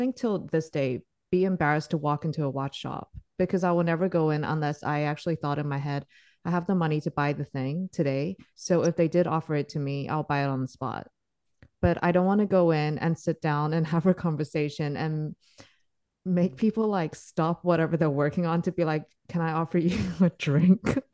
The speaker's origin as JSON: {"language": "English", "country": "Singapore", "tie": "born or raised there", "said": "I grew up in Singapore"}